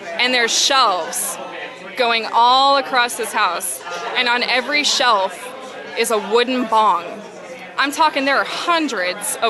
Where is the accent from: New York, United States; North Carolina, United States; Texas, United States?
Texas, United States; Houston; also born or lived in Nacogdoches, Texas; I'm from Houston, Texas.